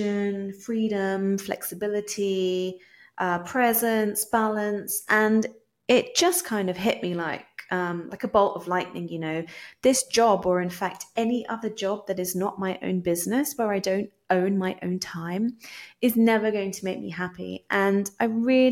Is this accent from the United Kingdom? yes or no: yes; England, United Kingdom; moved away as an adult; also born or lived in California / Puerto Rico; now in Palmas del Mar, Puerto Rico; hopefully you can tell from my accent that I am from England, but I'm actually currently living in Puerto Rico